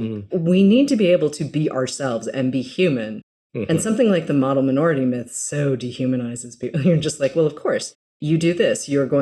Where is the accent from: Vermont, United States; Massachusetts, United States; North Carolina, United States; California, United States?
Massachusetts, United States; moved away; I grew up in Massachusetts.